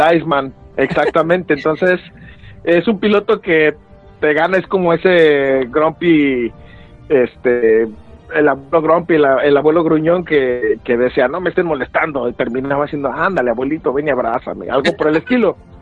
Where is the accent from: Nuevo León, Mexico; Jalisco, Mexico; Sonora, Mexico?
Jalisco, Mexico; Guadalajara; sale el corazón tapatío, pues es de, mi ciudad